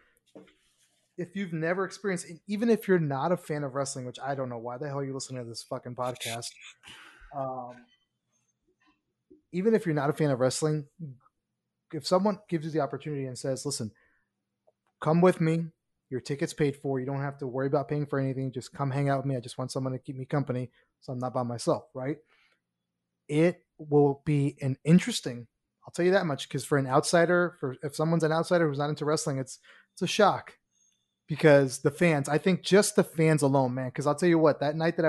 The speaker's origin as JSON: {"language": "English", "region": "Kentucky", "country": "United States", "tie": "born or raised there", "also_born_or_lived": "Miami, Florida", "moved": "yes", "lives_now": "Orlando, United States", "said": "I was born in Miami, grew up in Kentucky, came back to Miami, and then I ended up in Orlando"}